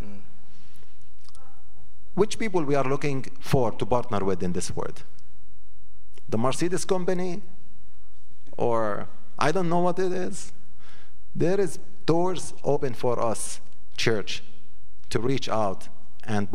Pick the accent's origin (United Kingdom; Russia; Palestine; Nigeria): Palestine; Samaria, West Bank; moved away as an adult; now in Bethlehem, Palestine; I come from Samaria, but now I live in Judah and Bethlehem